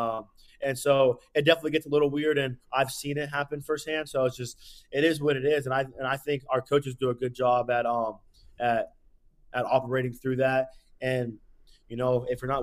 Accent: Pennsylvania, United States; I'm from Pennsylvania too, so all my family's near around

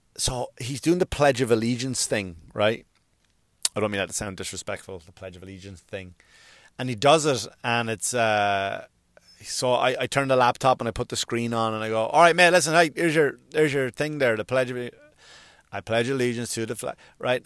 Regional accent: Ireland; now in United States; I'm an Irish, I'm, I'm an Irish citizen and I'm a U S citizen

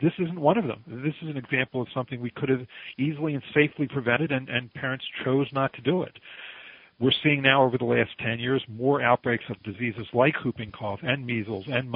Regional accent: Baltimore, Maryland, United States; now in Philadelphia, United States; I was born and raised in Baltimore, Maryland

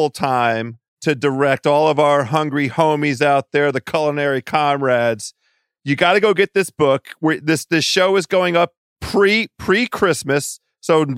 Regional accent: Washington, District of Columbia, United States; my hometown, Washington, D.C.

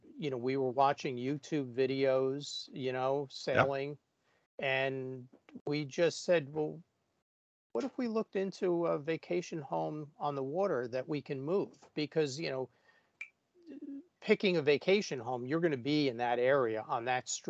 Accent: New Jersey, United States; now in Vermont, United States; I grew up in New Jersey, but down at the Jersey Shore

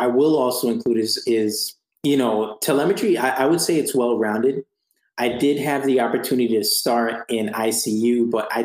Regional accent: Florida, United States; moved away as an adult; I'm from Florida

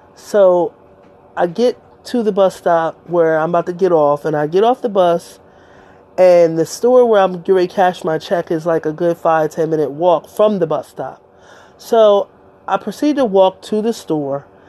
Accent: Delaware, United States; I'm from Delaware

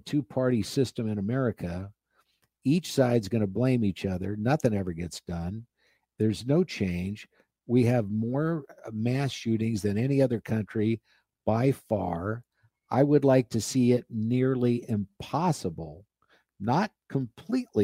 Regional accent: Nebraska, United States; born or raised there; moved away

